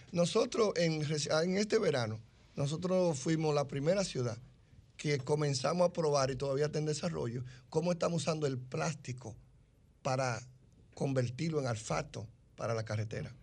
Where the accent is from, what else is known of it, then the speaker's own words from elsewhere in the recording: Dominican Republic; lo que somos los dominicanos en cualquier rincón del mundo